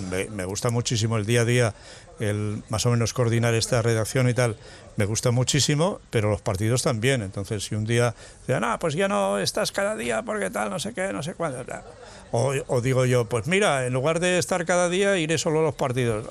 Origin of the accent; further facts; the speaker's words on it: Mas de las Matas, Aragon, Spain; moved away; cuando éramos unos críos ahí en mi pueblo, en Más de las Matas, en Teruel